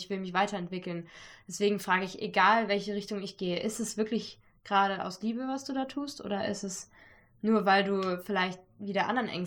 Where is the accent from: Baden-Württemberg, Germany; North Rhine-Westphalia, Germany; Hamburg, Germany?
North Rhine-Westphalia, Germany; Cologne; Ich meine, an, mein, … kenne ich, ich komme aus Köln, ich habe die immer an der Schildergasse, ja, also nicht immer, ich habe die zweimal gesehen.